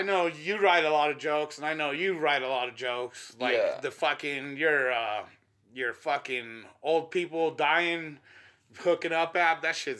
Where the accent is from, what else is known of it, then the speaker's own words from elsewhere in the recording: Denver, Colorado, United States; I'm from Denver. We're in North Denver right here.